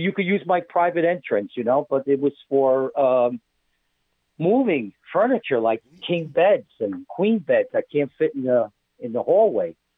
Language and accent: English; New York, United States; now in New Jersey, United States; I'm from New York